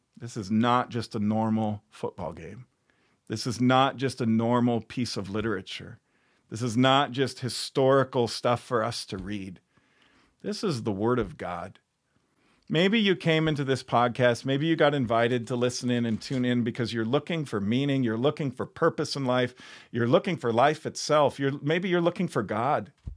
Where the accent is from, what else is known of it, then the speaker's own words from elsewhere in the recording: Chicago, Illinois, United States; now in Iowa, United States; I grew up in Chicago